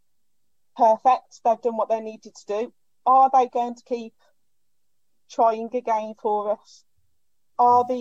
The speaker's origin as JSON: {"language": "English", "town": "Birmingham", "region": "West Midlands", "country": "United Kingdom", "said": "I'm from Birmingham."}